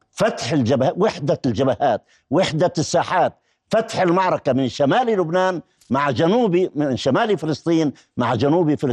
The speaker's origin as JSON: {"language": "Arabic", "country": "Palestine", "said": "لكن علي كفلسطيني أن لا ت... تركوا غزة وحدها"}